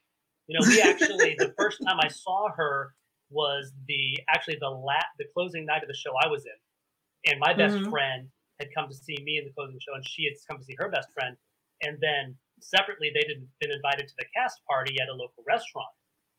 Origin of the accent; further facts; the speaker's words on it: Germany; And I'm an Army brat. I grew up in the military. I grew up actually mostly in Germany.